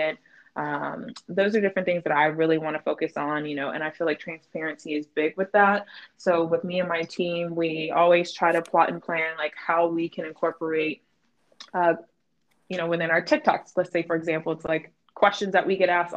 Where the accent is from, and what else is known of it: North Carolina, United States; moved away